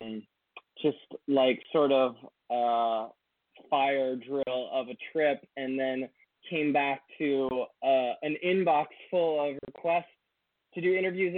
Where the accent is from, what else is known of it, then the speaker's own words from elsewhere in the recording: Washington, District of Columbia, United States; I grew up in the Washington, D.C. area. I've lived in all of the suburbs.